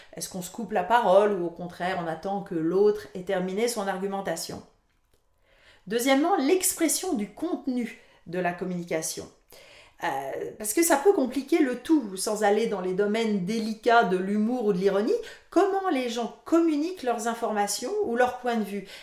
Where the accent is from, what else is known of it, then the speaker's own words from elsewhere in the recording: France; moved away as an adult; now in Canada; je suis française d'origine